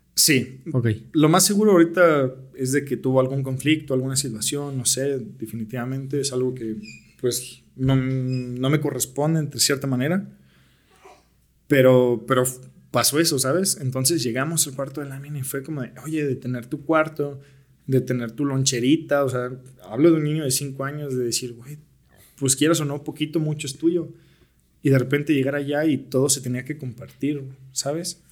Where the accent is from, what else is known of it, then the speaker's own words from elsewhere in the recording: Naucalpan, State of Mexico, Mexico; also born or lived in Tlalnepantla / United States; soy originario de Naucalpan. En realidad yo nací en Tlanepantla, pero casi toda mi vida la viví